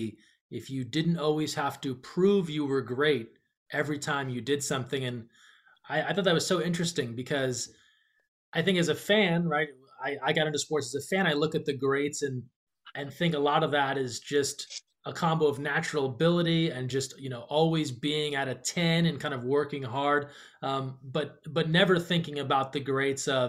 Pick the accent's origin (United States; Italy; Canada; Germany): United States; Northeast; growing up in the Northeast